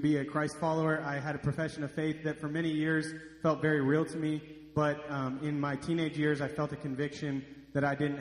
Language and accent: English; Dallas, Texas, United States; moved away as an adult; now in Hot Springs, United States; I grew up in Dallas